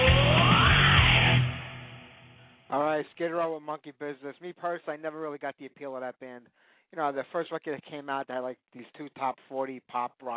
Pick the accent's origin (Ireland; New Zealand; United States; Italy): Italy; moved away; my home country of Italy